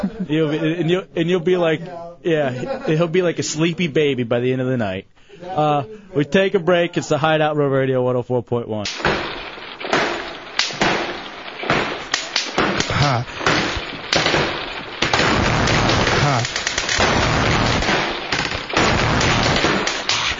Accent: Texas, United States; moved away; I grew up with it in Texas

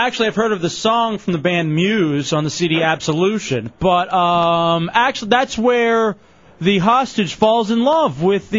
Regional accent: Houston, Texas, United States; now in Orlando, United States; when I was growing up in Houston

